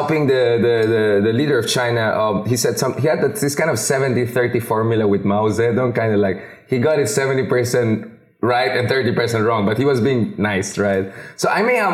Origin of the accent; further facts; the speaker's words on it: Baguio, Cordillera Administrative Region, Philippines; I'm an Ilocano. I was raised in Baguio